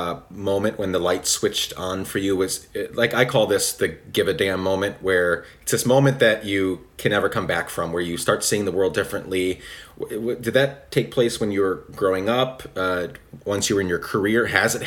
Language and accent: English; Guatemala; also born or lived in United States; I grew up in Guatemala, so I was born in America. But I always say, whenever people ask me, you know, what I am, who I am, I tell them Guatemalan